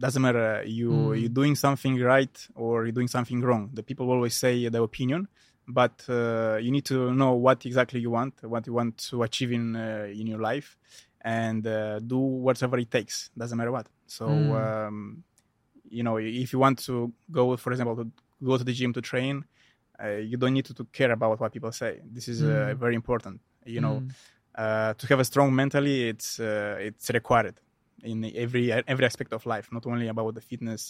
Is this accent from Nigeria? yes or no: no; Moldova; English is a second language; I'm originally from the Republic of Moldova, from a small village.